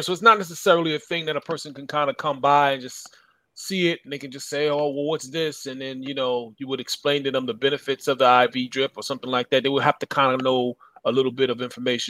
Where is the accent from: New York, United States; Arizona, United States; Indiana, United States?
New York, United States; Freeport; I'm from Freeport, Long Island. I'm from New York.